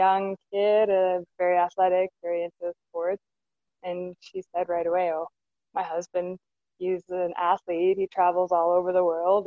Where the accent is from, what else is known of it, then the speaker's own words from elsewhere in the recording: Moose Jaw, Saskatchewan, Canada; I'm from Moose Jaw